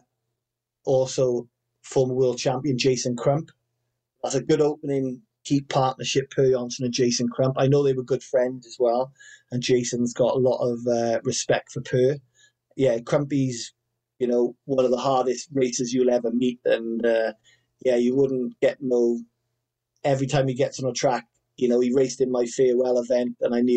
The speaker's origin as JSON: {"language": "English", "region": "Wales", "country": "United Kingdom", "said": "I'm Welsh. You know, we've got a dragon on the flag"}